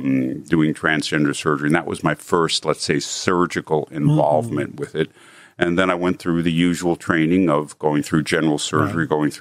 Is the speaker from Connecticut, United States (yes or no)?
no; New York City, New York, United States; So, I grew up in New York City